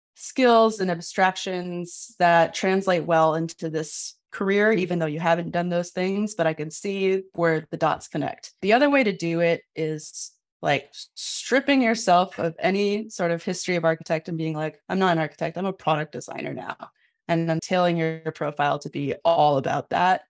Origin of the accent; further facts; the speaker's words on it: Midwest, United States; I was a teenager growing up in the Midwest